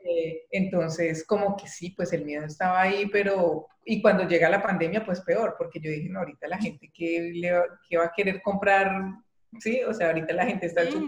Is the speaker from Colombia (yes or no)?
yes; Colombia; moved away as an adult; now in Germany; Yo estaba realmente muy cómoda en mi país, tenía un, buen trabajo